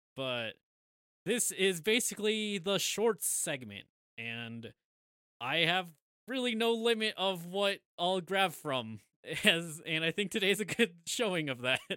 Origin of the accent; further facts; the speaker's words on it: United States; we're American